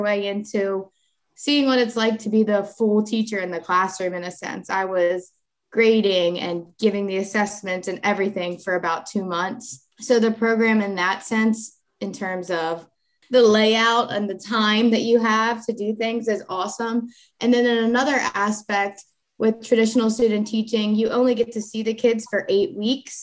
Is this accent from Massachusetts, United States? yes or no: no; Sussex County, Delaware, United States; I'm Sussex County born and raised, and I love it here